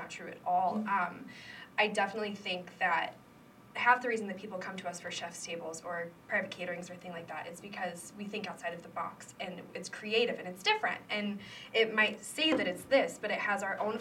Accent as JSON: {"language": "English", "town": "Davenport", "region": "Iowa", "country": "United States", "tie": "born or raised there", "also_born_or_lived": "Macomb, Illinois", "said": "I was born in Davenport"}